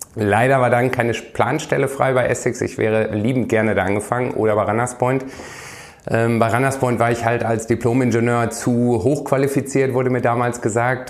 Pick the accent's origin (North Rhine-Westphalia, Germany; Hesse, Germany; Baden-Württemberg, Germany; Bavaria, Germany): North Rhine-Westphalia, Germany; Iserlohn; moved away; Ich komme aus Iserlohn, aus dem Sauerland, ist ja auch eine Eishockey-Hochburg. Ähm, ja. Ähm, wie gesagt, lange ähm, dort ähm, gelebt